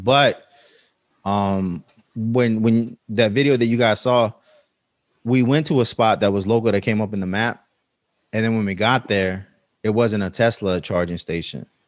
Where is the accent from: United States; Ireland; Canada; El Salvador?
El Salvador; I'm from El Salvador